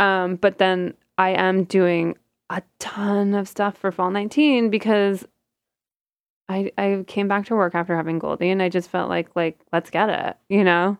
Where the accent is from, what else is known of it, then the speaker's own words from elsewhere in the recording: outside Toronto, Ontario, Canada; moved away as an adult; also born or lived in Hempstead, New York; now in New York, United States; I'm Canadian, um, and I grew up outside of Toronto